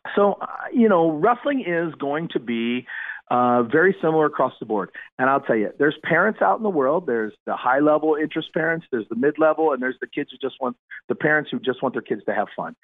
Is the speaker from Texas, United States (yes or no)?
no; Kenton, Ohio, United States; I am from Ohio. Uh, and I'm a wrestled at, at a high school, Kenton, K E N T O N. That's a little uh, farm community uh, in Northwest Ohio.